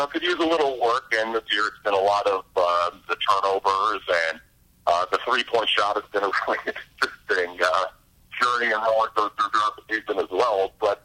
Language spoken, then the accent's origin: English; Detroit, Michigan, United States; also born or lived in Cleveland; I wasn't born in Detroit, but I was raised in Detroit, obviously from Cleveland.